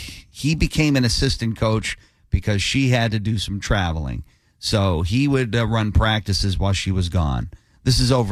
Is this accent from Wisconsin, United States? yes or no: no; Rocky River, Ohio, United States; where I grew up in Ohio